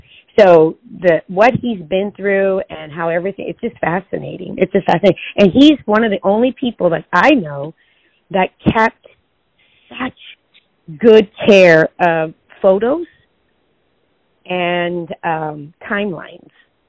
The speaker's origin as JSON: {"language": "English", "region": "California", "country": "United States", "first_language": "Spanish", "second_language": "English", "moved": "yes", "lives_now": "Arizona, United States", "said": "Really? No. I'm actually originally from California, but I've been here forever."}